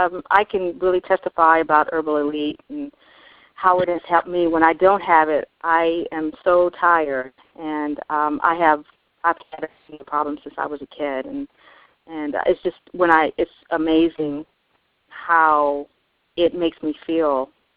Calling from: New York City, New York, United States; New York City.

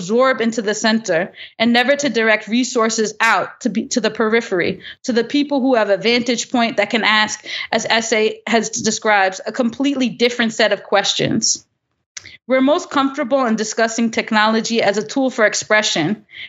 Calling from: New York, United States; I'm feeling very they, them these days, and I'm calling in from New York, the unceded ground of the Lenape.

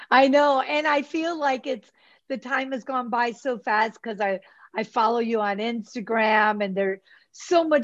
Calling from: Mazatlan, Sinaloa, Mexico; I'm in uh, Mazatlan, Mexico.

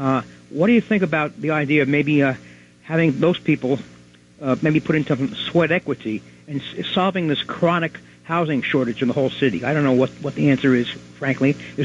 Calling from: Manhattan, New York, United States; I'm in Manhattan right now.

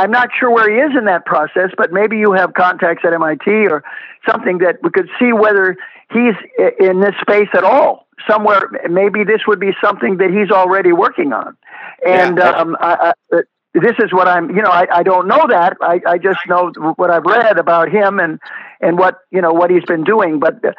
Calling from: West Palm Beach, Florida, United States; Here in Florida, and I'm calling you from West Palm Beach

